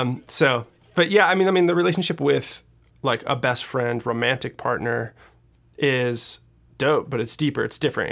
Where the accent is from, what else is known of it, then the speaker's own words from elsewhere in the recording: Seattle, Washington, United States; moved away; I'm originally from Seattle, Washington.